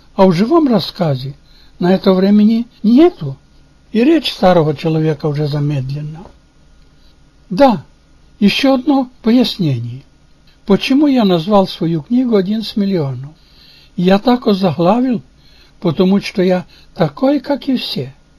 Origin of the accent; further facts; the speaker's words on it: Kamenka, Chernivtsi Oblast, Ukraine; Russian is a second language; moved away as an adult; now in Portland, United States; Я уроженец и прожил 60 лет в селе Каменка Черновицкой области на Украине